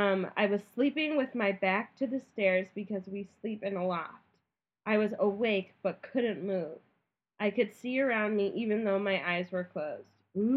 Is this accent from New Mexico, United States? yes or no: no; Naperville, Illinois, United States; Side note, I grew up in Naperville. My family built the house we lived in, which at the time was at the beginning of our subdivision.